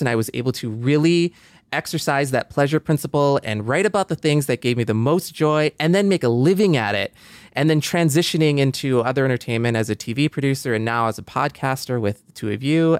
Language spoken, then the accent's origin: English; Michigan, United States; moved away; I was just kind of like in Michigan